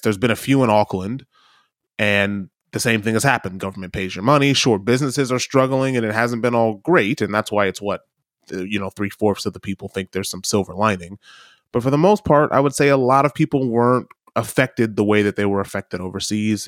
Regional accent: United States; as a kid, as an American

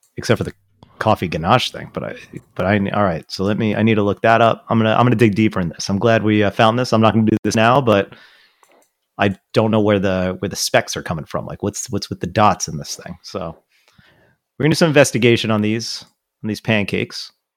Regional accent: Rockland County, New York, United States; also born or lived in Brooklyn/Staten Island district, New York; now in New York City, United States; my hometown where I grew up, uh, where Auckland County is a part

